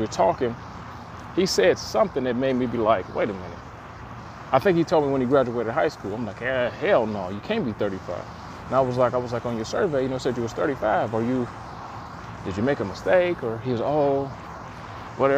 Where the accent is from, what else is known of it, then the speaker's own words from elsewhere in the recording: Detroit, Michigan, United States; I'm from Detroit, and the neighborhood I grew up